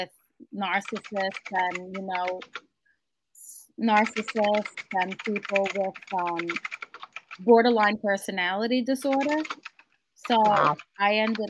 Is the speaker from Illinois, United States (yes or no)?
no; New York City, New York, United States; I grew up in Howard Beach, Queens, in New York City.